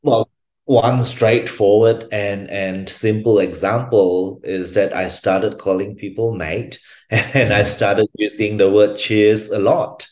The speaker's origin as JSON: {"language": "English", "country": "Malaysia", "moved": "as an adult", "lives_now": "Brisbane, Australia", "said": "I was originally from Malaysia. I came to Brisbane, Australia, to um, to uh, study psychology as an undergrad student"}